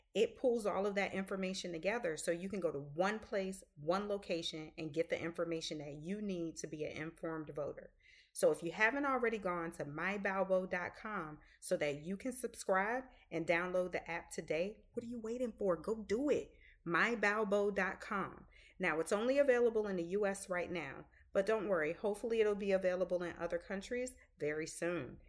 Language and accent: English; the South, Southern United States, United States; accent: Southern; also born or lived in Boston